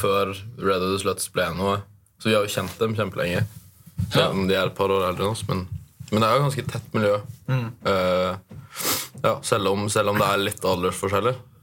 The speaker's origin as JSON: {"language": "Norwegian", "region": "Oslo", "country": "Norway", "accent": "Oslo dialect", "moved": "yes", "lives_now": "Tromsø, Norway", "said": "Men jeg har jo egentlig dialekt fra Oslo."}